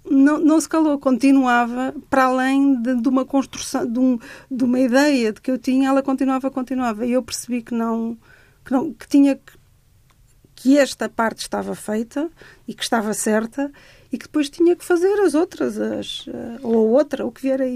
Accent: Cascais, Lisbon, Portugal; eu cresci em Cascais

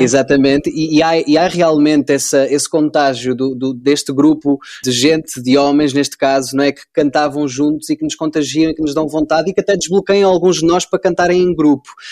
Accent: Covilhã, Centro, Portugal; Eu, eu sou daqui da Covilhã eh, e uh, eu tenho aqui uma casa onde estou neste momento, onde cresci

